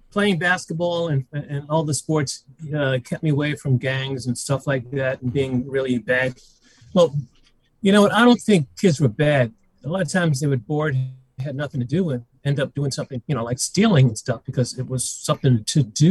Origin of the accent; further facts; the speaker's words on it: New York City, New York, United States; moved away as an adult; also born or lived in Harlem, New York City; now in Los Angeles, United States; Then we moved to the Bronx when I was about 10, and that's where I grew up